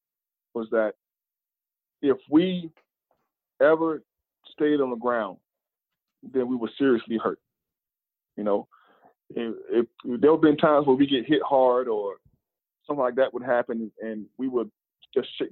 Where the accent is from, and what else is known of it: North Carolina, United States; born or raised there; moved away as an adult